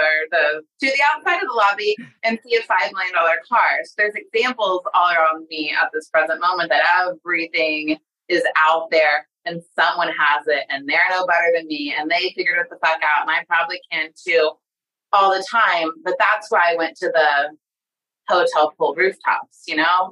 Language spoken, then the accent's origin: English; Sand Springs, Oklahoma, United States; I'm from Sand Springs, Oklahoma